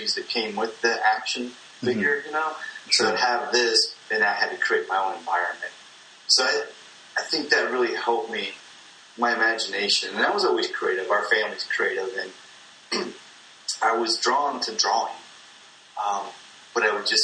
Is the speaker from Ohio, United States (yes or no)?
yes; Akron, Ohio, United States; I was born in Akron, Ohio. We grew up kind of close to between Akron and Cleveland